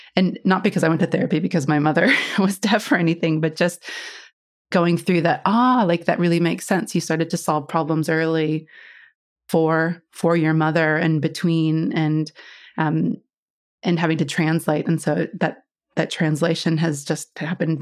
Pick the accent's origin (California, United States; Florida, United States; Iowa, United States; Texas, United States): Iowa, United States; moved away; I grew up in Iowa, back in the States, right in the middle.